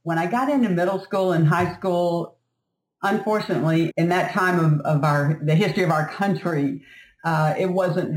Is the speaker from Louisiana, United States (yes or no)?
yes; South Louisiana, United States; I grew up in South Louisiana